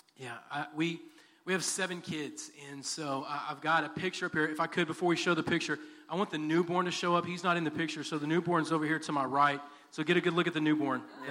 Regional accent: Texas City, Texas, United States; also born or lived in Dallas, Texas / Garland, Texas / Sulphur Springs, Texas; Moved to Sulphur Springs and then moved to what I consider my hometown, which is Texas City, Texas. I graduated from Texas City.

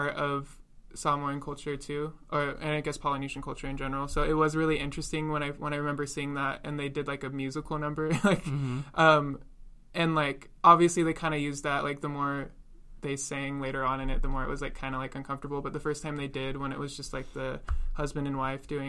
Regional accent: Washington, United States; I was born and raised in Washington

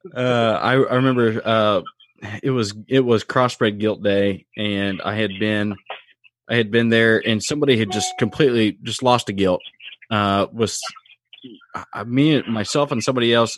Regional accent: Indiana, United States; moved away; also born or lived in Illinois; growing up in Indiana and then being over in Illinois

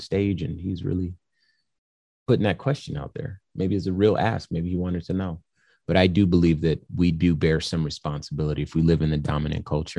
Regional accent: California, United States; I was born in California.

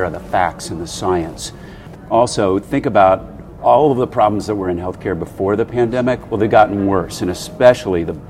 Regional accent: Ohio, United States; moved away as an adult; now in Chicago, United States; I grew up in Ohio

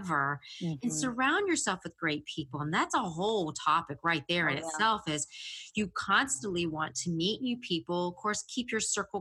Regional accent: the South, United States; I'm from the South. So the redneck comes out all the time.

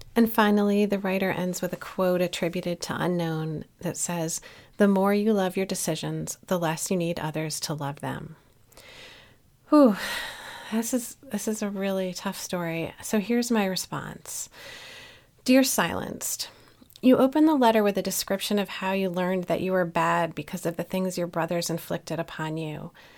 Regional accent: Newtown, Connecticut, United States; here in my hometown of Newtown, Connecticut.

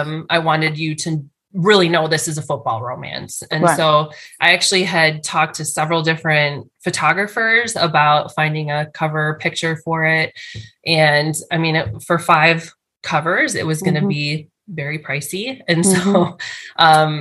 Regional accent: Chicago, Illinois, United States; I was from Chicago

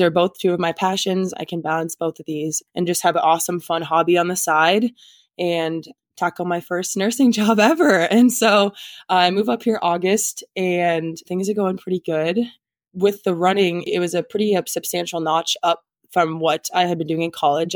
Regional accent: Nebraska, United States; moved away as an adult; now in Minnesota, United States; I'm originally from Nebraska

